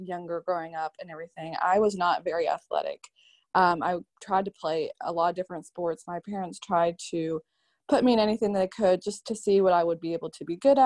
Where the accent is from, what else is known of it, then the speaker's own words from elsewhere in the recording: Charlotte, North Carolina, United States; I am from Charlotte, North Carolina